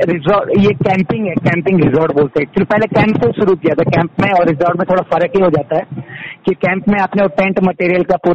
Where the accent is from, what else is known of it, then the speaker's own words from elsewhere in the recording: Chhoti Bijli, Uttarakhand, India; मेरा जन्म ये यहाँ पे छोटी बिजली करके हमारा गांव है जीएम कसर ब्लॉक के अंदर आता है पौड़ी गढ़वाल में यहाँ